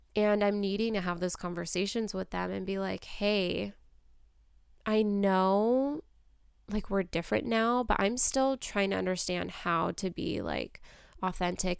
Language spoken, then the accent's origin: English; United States; I was born in America. I was raised in America.